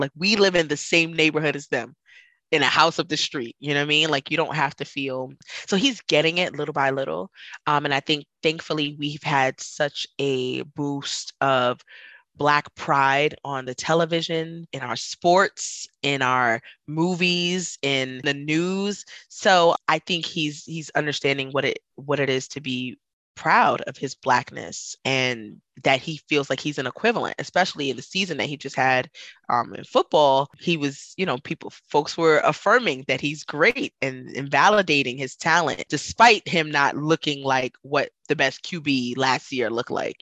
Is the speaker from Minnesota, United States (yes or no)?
no; New York City, New York, United States; moved away; growing up in Brooklyn, like I, oh, I mean, you know, I was surrounded by diversity